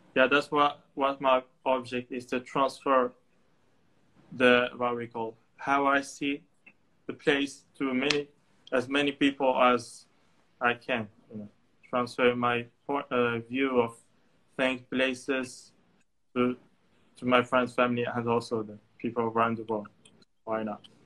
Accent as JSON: {"language": "English", "town": "Tangier", "region": "Tanger-Tetouan-Al Hoceima", "country": "Morocco", "also_born_or_lived": "Ankara, Turkey", "said": "I'm from Tangier"}